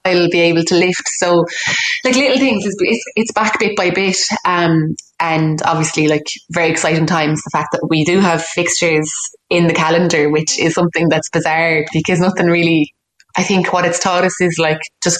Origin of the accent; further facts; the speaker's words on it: West Clare, Munster, Ireland; Growing up in West Clare